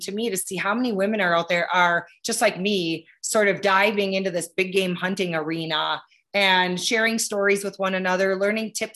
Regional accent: Wisconsin, United States; I grew up in Wisconsin

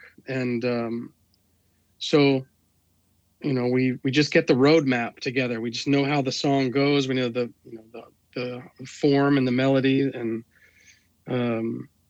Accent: Washington, District of Columbia, United States; moved away; I'm from the East Coast. I'm from the Washington, D.C. area.

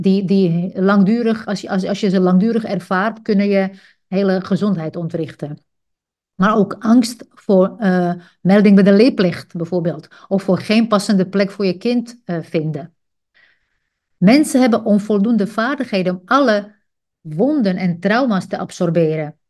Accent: Czechia; Dutch is a second language; moved away as an adult; now in Netherlands; Ik groeide op in een socialistisch land. Ik ben geboren in Tsjechië.

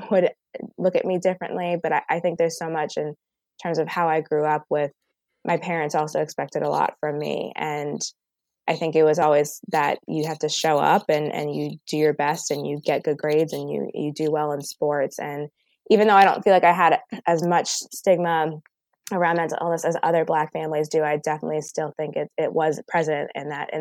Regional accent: Boston, Massachusetts, United States; also born or lived in Connecticut; I live in Boston now, and I grew up in Boston, and I went to school in Connecticut

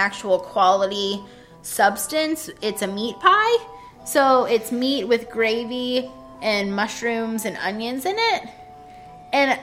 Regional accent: Ohio, United States; I'm from Ohio

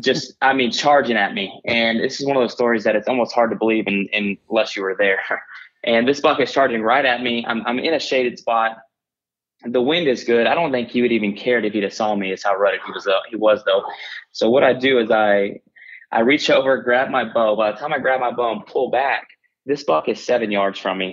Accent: Oklahoma, United States; I grew up here in Oklahoma and and where I currently live

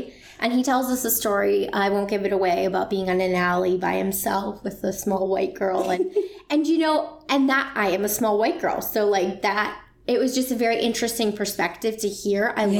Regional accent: Ohio, United States; now in Virginia, United States; I'm the girl from Ohio

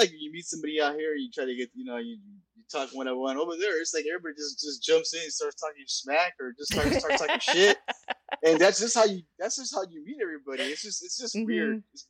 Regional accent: California, United States; I'm from California. Currently living in Long Beach, California.

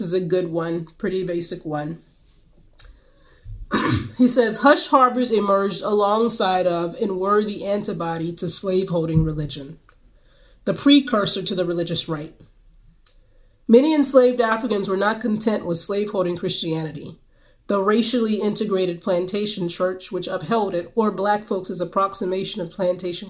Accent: Greensboro, North Carolina, United States; my hometown of Greensboro, North Carolina

